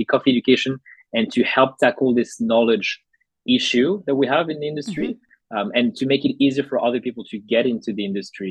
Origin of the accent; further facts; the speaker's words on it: Paris, Île-de-France, France; moved away as an adult; now in Australia; I was born and raised in Paris in France, and I moved to Australia in 2016 to do my studies.